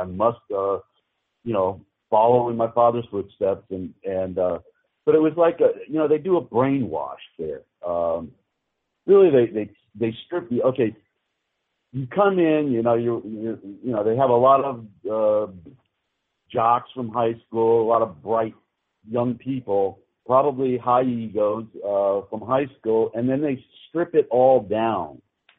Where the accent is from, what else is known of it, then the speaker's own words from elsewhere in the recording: Massachusetts, United States; I grew up in Western Massachusetts, right outside of Springfield.